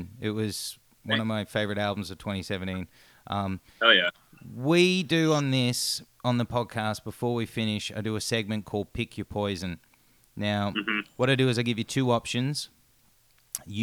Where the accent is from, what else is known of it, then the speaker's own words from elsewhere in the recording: Australia; as an Australian